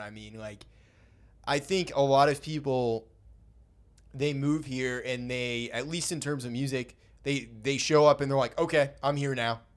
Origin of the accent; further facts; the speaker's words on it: Brunswick, Maine, United States; moved away; I grew up in Brunswick